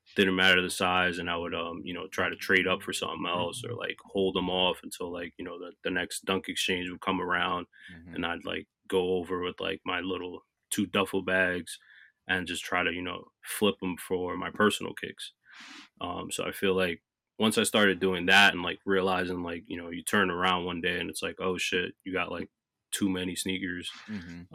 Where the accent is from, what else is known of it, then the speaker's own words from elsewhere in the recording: New Jersey, United States; also born or lived in North Carolina; I was born and raised in New Jersey